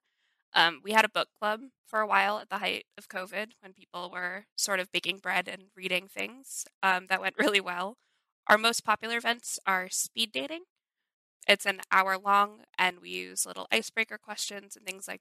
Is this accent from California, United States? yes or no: no; Chicago, Illinois, United States; I'm from Chicago